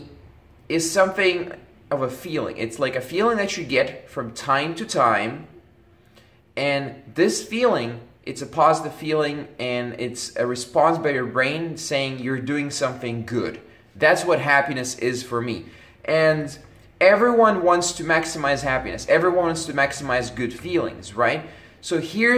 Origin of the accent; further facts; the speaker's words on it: Belgium; when I was growing up in Belgium